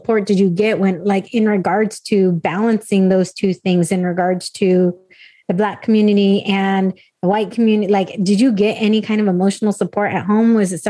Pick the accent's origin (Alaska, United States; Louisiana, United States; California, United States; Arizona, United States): California, United States; San Diego; I grew up in a suburb of San Diego.